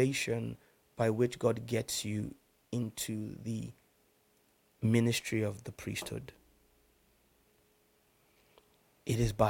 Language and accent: English; Nigeria; first language English; Growing up in Nigeria